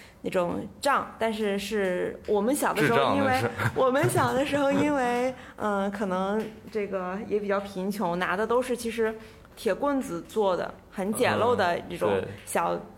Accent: Heilongjiang, China; now in Shanghai, China; 我小的时候也有在那个黑龙江长大的经历嘛

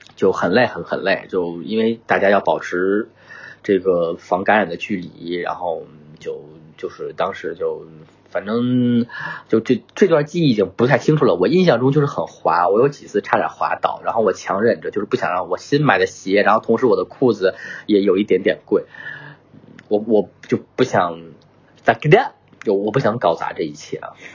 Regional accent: northern China, China; moved away; 我这种北方汉子，我是北方人啊，这种北方汉子

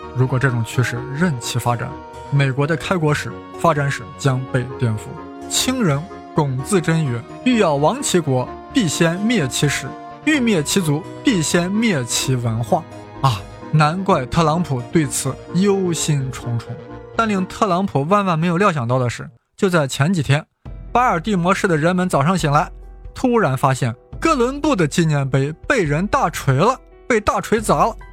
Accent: China; 我们中国人作为局外人

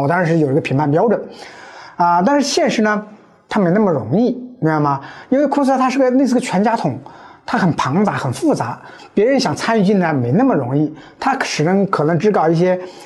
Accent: China; 我们中国人已经很热诚

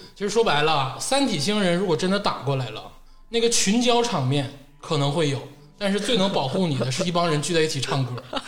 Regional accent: Northeast China, China; 尤其作为一个土生土长的东北人

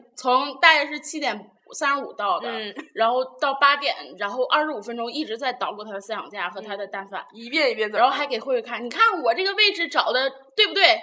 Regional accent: Liaoning, China; 我是那个辽宁的

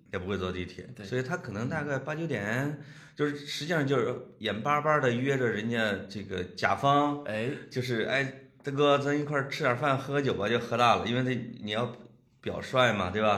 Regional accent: Puyang, Henan, China; 我老家濮阳

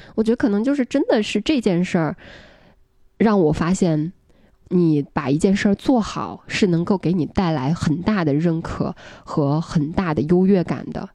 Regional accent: Henan, China; 至少我们河南那边大部分是这样的

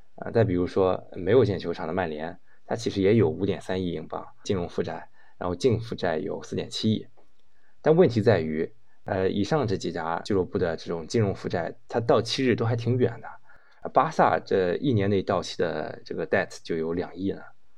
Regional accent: China; 咱们中国股东能做的很少啊，毕竟咱们不是本地人，也不是圈里的人。

